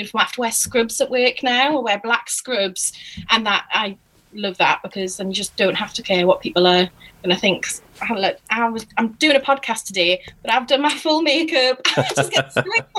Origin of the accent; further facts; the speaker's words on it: Newcastle upon Tyne, North East England, United Kingdom; moved away as an adult; now in Bristol, United Kingdom; which is a state school in Newcastle. And I went there from 2004 to 2011.